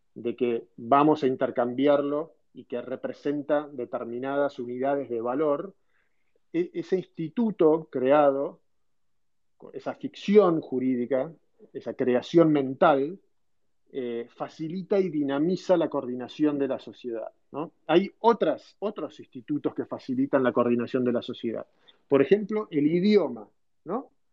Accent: Argentina; moved away as an adult; also born or lived in United States; nosotros como argentinos

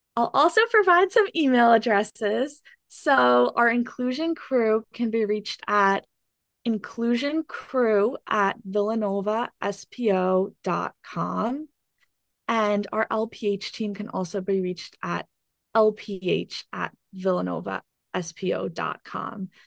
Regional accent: Chatham, New Jersey, United States; I'm from Chatham, New Jersey

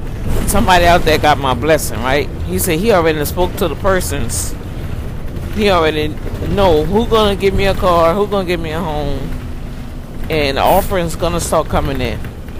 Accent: New Orleans, Louisiana, United States; When I was growing up in New Orleans, my mama had all that in her garden.

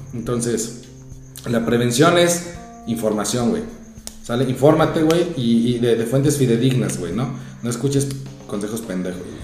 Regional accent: Mexico; somos mexicanos

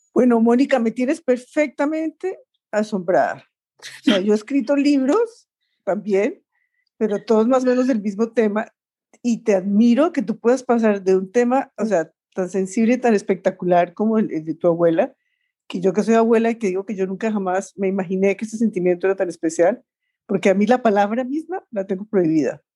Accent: Colombia; en Colombia también tenemos una que, es de la eterna primavera, que es Bucaramanga

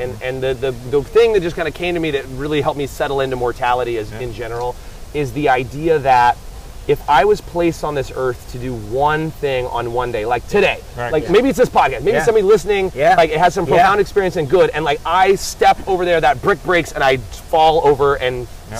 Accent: California, United States; accent: American English; I always tell people I have the, like, American English, or the movie English. Because I'm from California, right? So I guess the movie English.

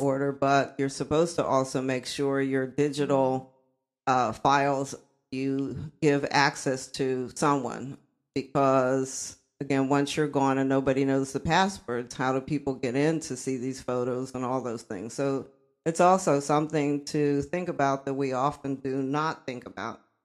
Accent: Uniontown, Pennsylvania, United States; also born or lived in Columbus, Georgia; they brought me back to Uniontown, Pennsylvania to stay with my grandmother

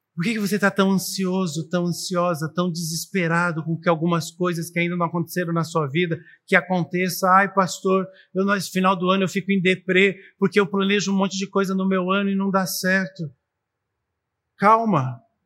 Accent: Brazil; como brasileiros e como cidadãos no mundo

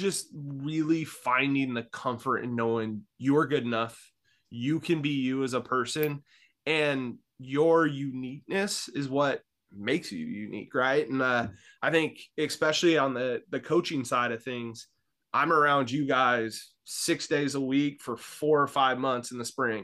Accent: Vallejo, California, United States; moved away as an adult; now in Newberg, United States; I grew up in Northern California in the Bay Area, in Vallejo, California

